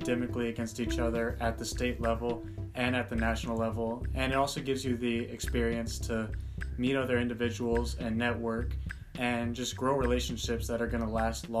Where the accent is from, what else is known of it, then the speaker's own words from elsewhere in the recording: Ocala, Florida, United States; moved away; I'm from Ocala, Florida